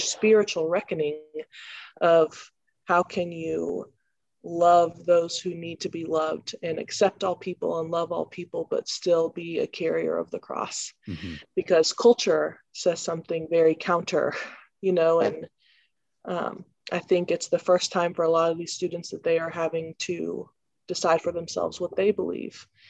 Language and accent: English; Columbia, Missouri, United States; I'm from Columbia, Missouri.